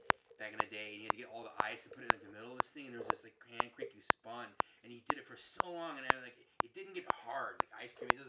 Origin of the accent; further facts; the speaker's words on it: northwest suburbs of Chicago, Illinois, United States; I remember living in the suburbs here in northwest suburbs of Chicago.